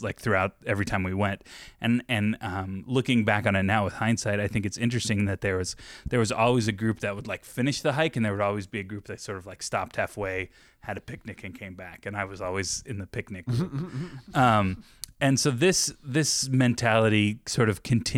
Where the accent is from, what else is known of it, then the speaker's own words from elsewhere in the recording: Orange County, Southern California, United States; moved away; also born or lived in Yorba Linda; I'm from Southern California, Orange County is I grew up